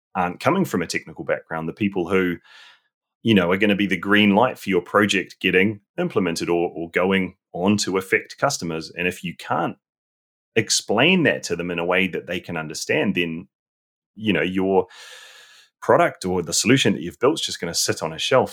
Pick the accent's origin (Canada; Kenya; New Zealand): New Zealand; moved away as an adult; now in London, United Kingdom; I'm originally from New Zealand and I, I gr-, was born there, grew up there